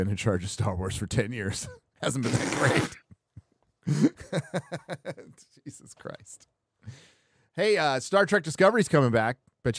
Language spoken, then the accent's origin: English; California, United States; because I grew up near San Onofre.